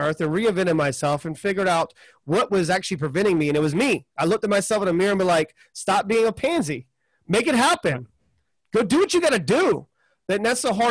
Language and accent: English; the South, United States; I'm from the South